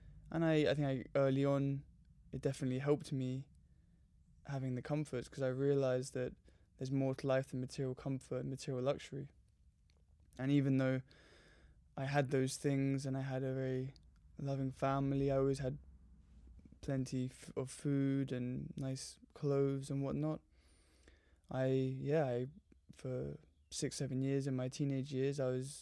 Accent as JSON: {"language": "English", "region": "London", "country": "United Kingdom", "tie": "born or raised there", "said": "I grew up in Surrey in Southwest London and have three brothers and a lovely mother and father, and yeah, very normal suburban upbringing."}